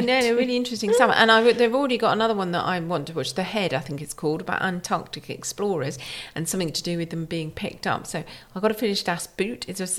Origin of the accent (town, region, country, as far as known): United Kingdom